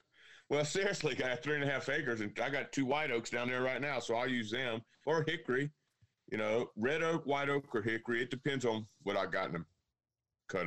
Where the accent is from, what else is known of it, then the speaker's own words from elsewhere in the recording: Louisiana, United States; moved away as an adult; also born or lived in North Georgia mountains; now in North Georgia, United States; I grew up in Louisiana